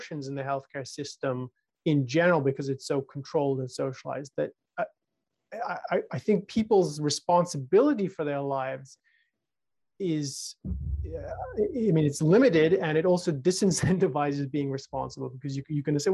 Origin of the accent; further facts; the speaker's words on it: United Kingdom; when I was growing up in the United Kingdom, a very socialized and collectivized society